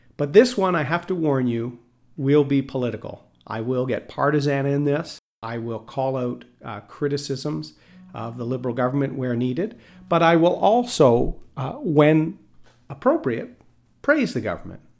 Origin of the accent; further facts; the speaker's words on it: Bowmanville, Ontario, Canada; also born or lived in Port Perry, Ontario; I grew up living in Bowmanville and in Port Perry